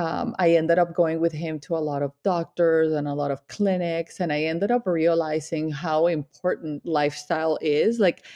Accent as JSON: {"language": "English", "country": "Colombia", "also_born_or_lived": "Miami", "moved": "yes", "lives_now": "Vermont, United States", "said": "I am from Colombia. I am Latin."}